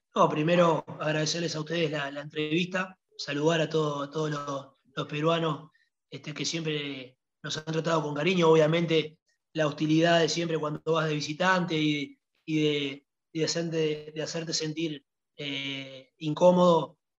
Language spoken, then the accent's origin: Spanish; Uruguay; also born or lived in Italy